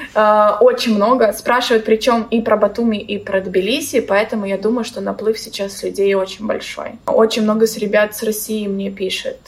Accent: Belarus; moved away as an adult; also born or lived in Tbilisi, Georgia; now in Batumi, Georgia; сама я из Беларуси

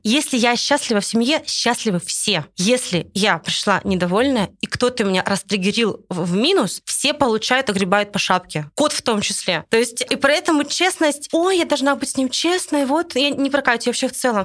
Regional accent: Russia

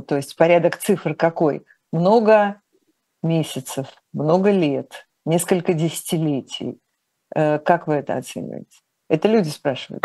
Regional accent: Urals, Russia; Я уралец

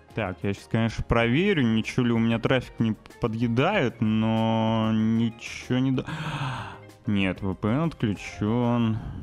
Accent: Novosibirsk, Novosibirsk Oblast, Russia; moved away as an adult; у меня в родном городе, Новосибирске

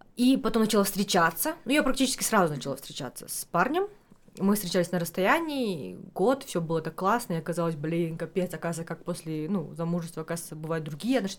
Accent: Almaty, Kazakhstan; я алматинка коренная

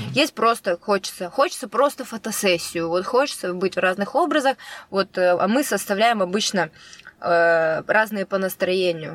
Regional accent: Kostroma, Kostroma Oblast, Russia; moved away; я из Костромы

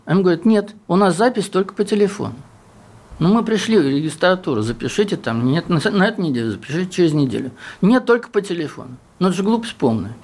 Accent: Southern Urals, Russia; я с Южного Урала

